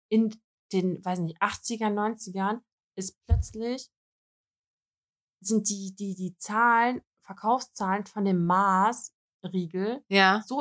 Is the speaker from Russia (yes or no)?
yes; Russia; Ich so, also nee, ich bin Russin, aber ich habe einen deutschen Pass.